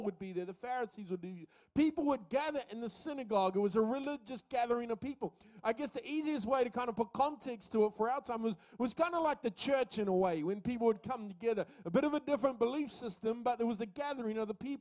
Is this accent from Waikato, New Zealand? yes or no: yes; Coromandel Peninsula, Waikato, New Zealand; now in Auckland, New Zealand; I grew up in the Coromandel Peninsula